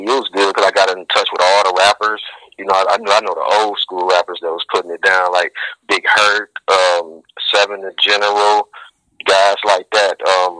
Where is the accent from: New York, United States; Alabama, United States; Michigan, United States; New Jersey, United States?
Michigan, United States; Detroit; I'm from Detroit, Michigan.